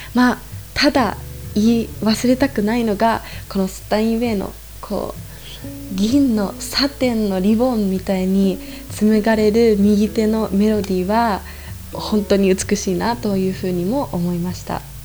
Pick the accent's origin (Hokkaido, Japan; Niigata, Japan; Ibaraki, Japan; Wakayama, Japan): Ibaraki, Japan; also born or lived in Tokyo, Japan / New Zealand; now in Salzburg, Austria; 生まれは茨城県です